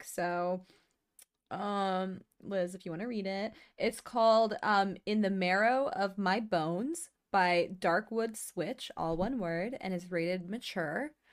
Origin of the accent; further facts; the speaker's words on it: the South, United States; growing up in the South